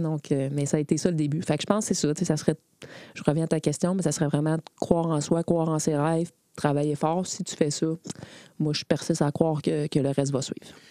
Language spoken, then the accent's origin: French; Quebec City, Quebec, Canada; je viens de Beauport, donc j'ai joué à Beauport. J'ai commencé à 8 ans.